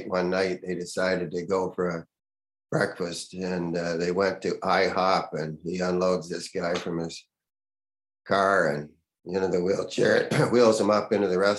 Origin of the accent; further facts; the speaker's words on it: Canada; moved away as an adult; also born or lived in United States; I'm a Canadian, I'm working in the United States.